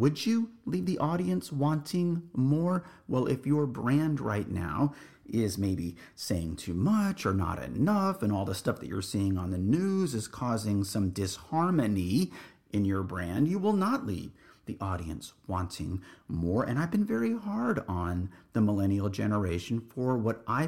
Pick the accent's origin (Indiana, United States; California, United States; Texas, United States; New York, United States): Texas, United States; San Antonio; also born or lived in Laredo, Texas; I grew up in the Northeast military community of San Antonio, Texas